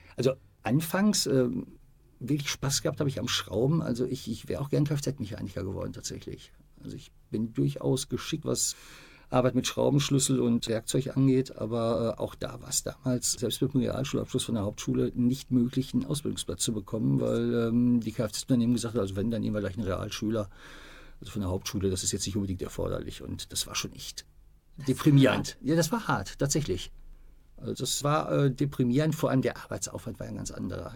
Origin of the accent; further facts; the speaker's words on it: Bielefeld, North Rhine-Westphalia, Germany; moved away as an adult; also born or lived in Iserlohn; als ich da ähm, 1966 geboren wurde, also in der Siedlung, wo ich wohnte, bei einer Hebamme, war das noch ein eigenständiger Stadtteil. Ist erst äh, 73, 74 eingemeindet worden und gehört jetzt zu Bielefeld.